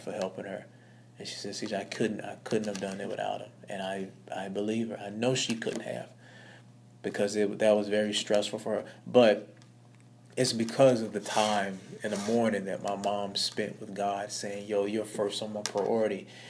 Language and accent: English; Blytheville, Arkansas, United States; I was born in Blytheville, Arkansas. Um, it's a very small town